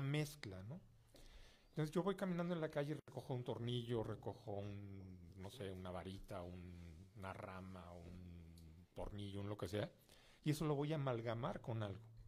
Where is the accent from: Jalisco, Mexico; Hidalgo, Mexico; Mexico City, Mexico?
Mexico City, Mexico; soy mexicano de nacimiento, pero soy hijo de francés